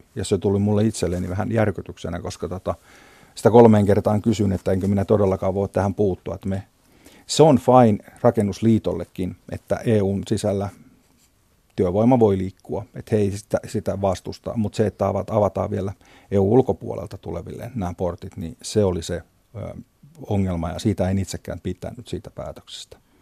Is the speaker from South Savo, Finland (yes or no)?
no; Kouvola, Kymenlaakso, Finland; tuolta meiltäkään päin